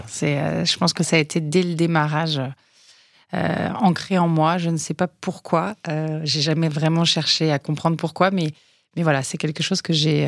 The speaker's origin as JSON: {"language": "French", "town": "Hauteville-Lompnes", "region": "Auvergne-Rhône-Alpes", "country": "France", "tie": "born or raised there", "also_born_or_lived": "Nantua", "moved": "yes", "said": "je suis originaire de l'Ain, donc je suis née à Nantua, hein, les quenelles sauce Nantua, pour ceux qui sont de fins gourmets. Euh, j'ai grandi euh, dans une ville de moyenne montagne qui s'appelle euh, Hauteville-Lompness"}